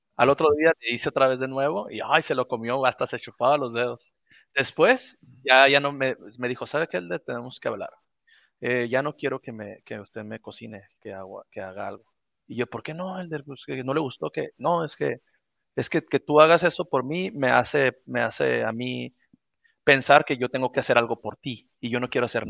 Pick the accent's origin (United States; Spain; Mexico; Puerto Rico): Mexico; aquí en mi país